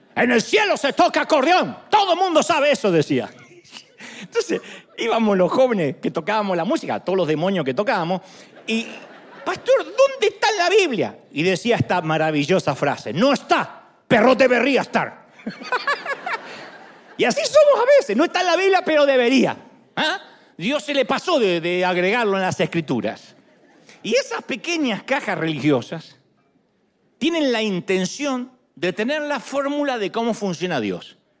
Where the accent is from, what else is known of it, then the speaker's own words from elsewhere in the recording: Argentina; moved away; Era la idea que yo tenía en Argentina. De niño